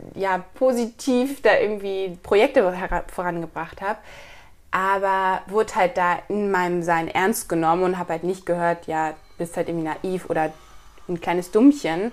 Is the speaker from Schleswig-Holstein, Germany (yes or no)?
yes; Kiel, Schleswig-Holstein, Germany; moved away as an adult; also born or lived in Hamburg; ich komme eigentlich aus Kiel